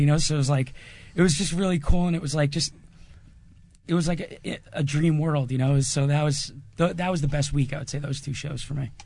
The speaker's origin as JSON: {"language": "English", "region": "New Jersey", "country": "United States", "said": "we're from Jersey"}